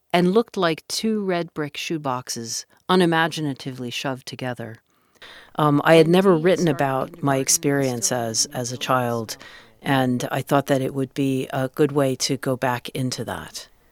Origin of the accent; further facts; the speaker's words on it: Washington, District of Columbia, United States; moved away; I grew up in Washington, D C